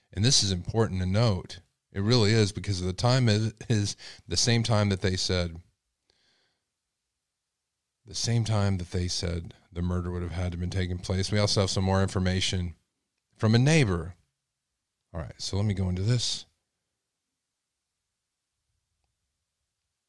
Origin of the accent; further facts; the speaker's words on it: Texas, United States; accent: Texas; my Texas accent